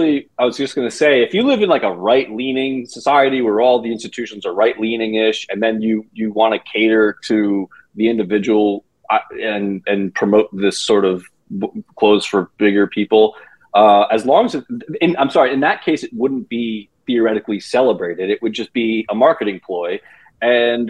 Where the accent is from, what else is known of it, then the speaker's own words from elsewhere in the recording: East Coast, United States; I'm from the East Coast